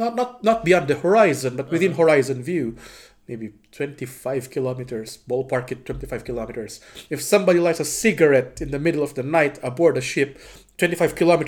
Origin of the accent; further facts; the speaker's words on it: Bacoor, Calabarzon, Philippines; my hometown, Cavite. And luckily, my hometown itself, Bacoor, is just at the doorstep of Manila.